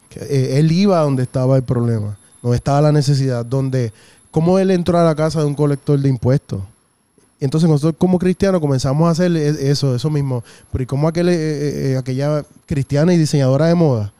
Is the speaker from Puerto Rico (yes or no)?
yes; San Juan, Puerto Rico; yo me crié en Villa Palmera este, hasta los 13 años.